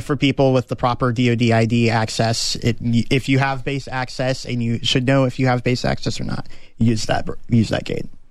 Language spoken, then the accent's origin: English; Austin, Texas, United States; born or raised there; also born or lived in Okinawa, Japan